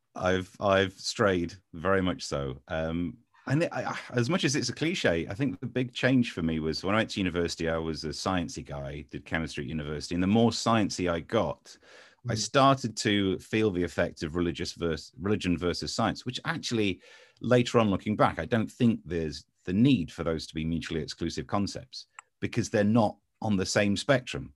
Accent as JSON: {"language": "English", "area": "Ashfield, Nottinghamshire", "region": "East Midlands", "country": "United Kingdom", "tie": "born or raised there", "also_born_or_lived": "London / Essex / Swindon / Crawley", "moved": "as an adult", "lives_now": "Kent, United Kingdom", "said": "I was from Nottinghamshire, man, just next to Mansfield, in Ashfield, and yeah, lived there until I went off to university"}